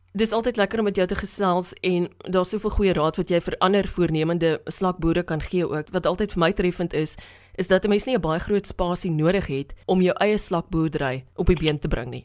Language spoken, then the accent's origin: Afrikaans; Free State, South Africa; soos ek in die Vrystaat grootgeword